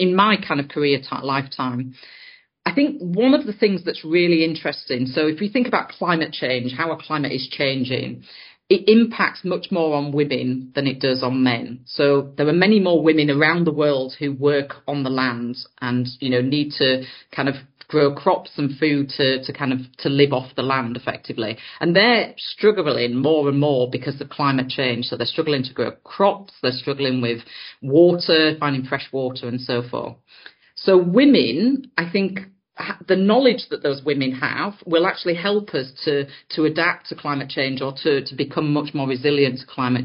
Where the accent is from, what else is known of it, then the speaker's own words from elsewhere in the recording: Yorkshire and the Humber, United Kingdom; I grew up in Yorkshire on top of the Pennines, so quite high up in the hills there.